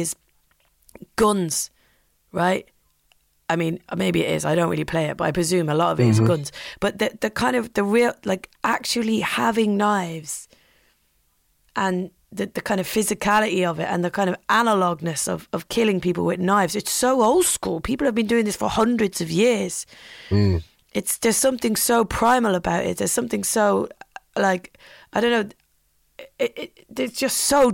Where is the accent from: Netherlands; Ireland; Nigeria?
Ireland; now in London, United Kingdom; I'm Irish, so I don't consider myself British at all